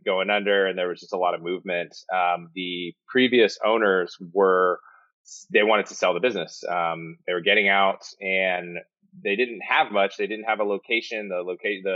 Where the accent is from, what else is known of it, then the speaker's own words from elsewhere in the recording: Modesto, California, United States; moved away as an adult; also born or lived in Oakland, California; now in San Diego, United States; So I was born in Oakland, but I grew up in Modesto, California. So Northern California is about an hour south of Sacramento